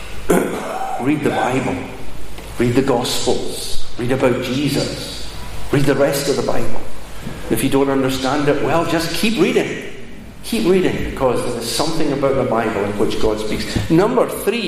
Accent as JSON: {"language": "English", "town": "Glasgow", "region": "Scotland", "country": "United Kingdom", "tie": "born or raised there", "said": "15 years old, we're growing up in Glasgow"}